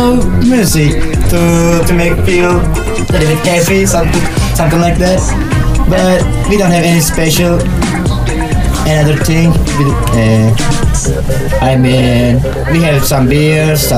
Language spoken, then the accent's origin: English; Izmir, Turkey; English is a second language; moved away as an adult; now in Porto, Portugal; I'm from Izmir in Turkey